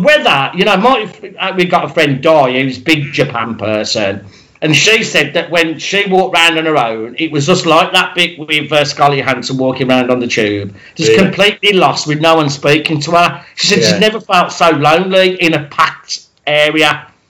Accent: United Kingdom; being a British person

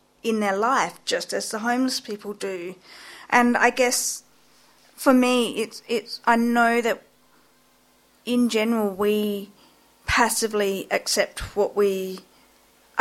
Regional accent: South Australia, Australia; moved away as an adult; also born or lived in Thailand / Adelaide; now in Sydney, Australia; I was born in Thailand and I was adopted into a white family, and I grew up in South Australia, and about 20 years ago I moved to Sydney

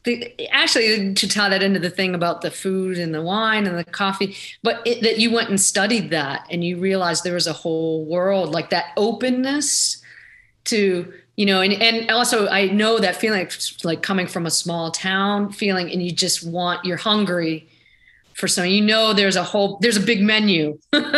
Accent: Pittsburgh, Pennsylvania, United States; moved away; I came from Pittsburgh area

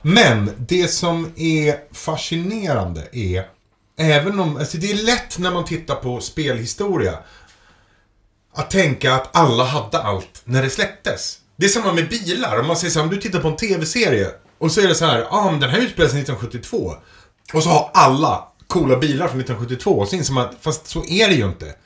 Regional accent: Edsbyn, Gävleborg County, Sweden; moved away as an adult; i Edsbyn då, där jag växte upp

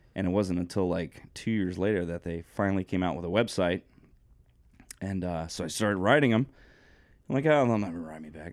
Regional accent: Coventry, Connecticut, United States; I grew up in Coventry, Connecticut.

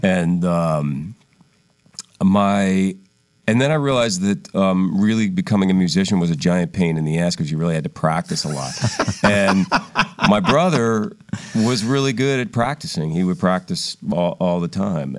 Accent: Philadelphia, Pennsylvania, United States; we grew up in Philadelphia.

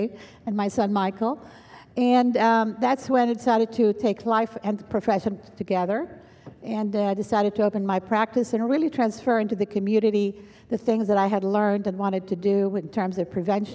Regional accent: Greece; moved away; also born or lived in London, England; I moved to Greece, which is my home country

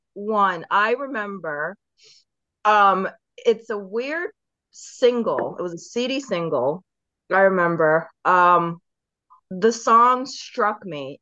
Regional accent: Baltimore, Maryland, United States; also born or lived in England; after my parents moved to Eng from England, we moved to Maryland. So I'm from Baltimore

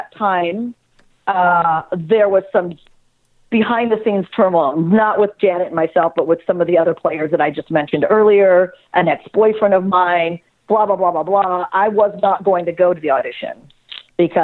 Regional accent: an hour outside of Los Angeles, California, United States; I grew up an hour outside of Los Angeles where there's nothing but desert that separates you

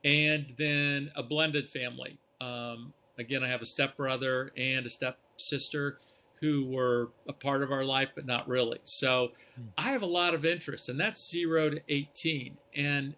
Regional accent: outside of Columbus, Ohio, United States; I grew up actually outside of Columbus

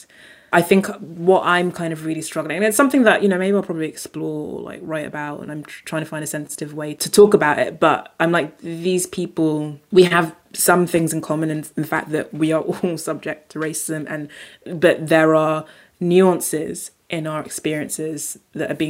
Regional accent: United Kingdom; being British

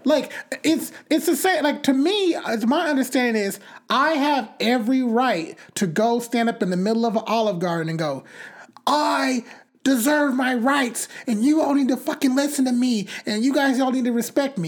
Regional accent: Bakersfield, California, United States; I grew up in Bakersfield

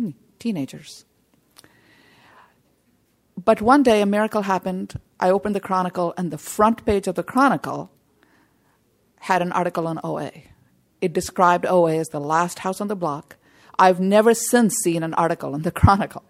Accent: India; I come from India

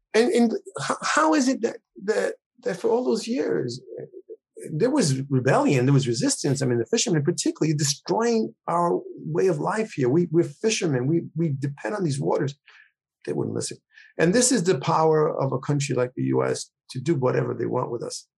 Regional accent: New York, United States; also born or lived in Puerto Rico; I was born there. I, you know, like, five and a half years old, something my mother took me to New York. I grew up in New York

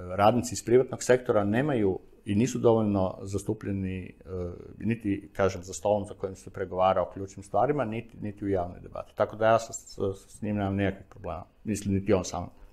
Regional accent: Zagreb, City of Zagreb, Croatia; kad sam rođen e, u Sigetu i proveo prvih 25 godina, 23, 24 godine života u Sigetu

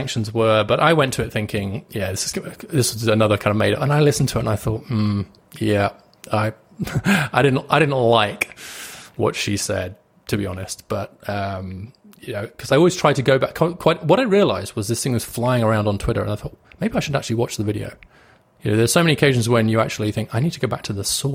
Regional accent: United Kingdom; I'm British

